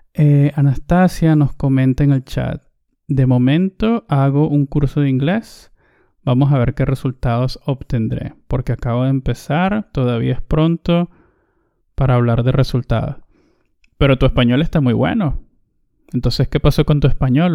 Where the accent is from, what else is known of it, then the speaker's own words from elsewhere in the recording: Venezuela; Recuerdo que todavía estaba en el bachillerato, o lo que también llamamos en, Venezuela, en mi país, en el liceo. Debía tener yo unos 15 años